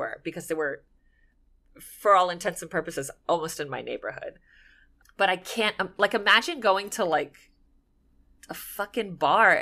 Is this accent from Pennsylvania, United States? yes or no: no; Miami Beach, Florida, United States; it was happening in my hometown